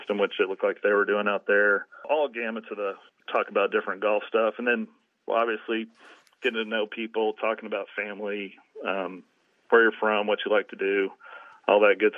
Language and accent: English; Amarillo, Texas, United States; I grew up in Amarillo, so up in the Panhandle